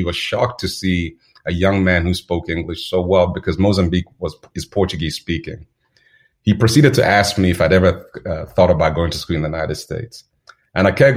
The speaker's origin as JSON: {"language": "English", "country": "Zambia", "tie": "born or raised there", "said": "Growing up in Zambia was I'd say charming."}